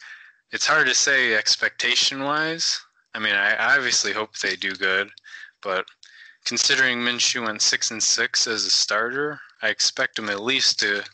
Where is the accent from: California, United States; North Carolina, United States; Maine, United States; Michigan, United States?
Michigan, United States; Detroit; I'm from Detroit, Michigan, a little like 25 minutes north